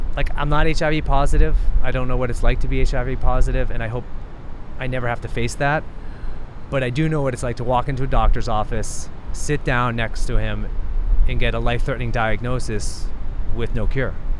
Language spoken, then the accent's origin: English; United States; born and raised in the United States, living in New York City